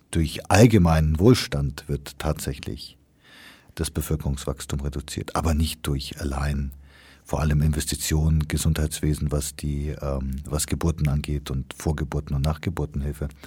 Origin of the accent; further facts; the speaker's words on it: Kenya; Ich meine, ich bin in Kenia aufgewachsen, wo es den berühmten Mau Mau Aufstand gab